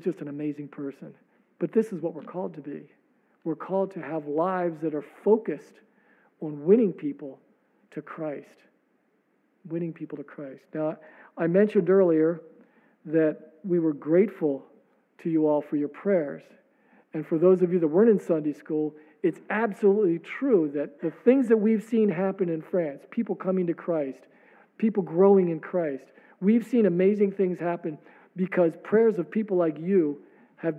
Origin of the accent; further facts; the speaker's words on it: Maryland, United States; I come from Maryland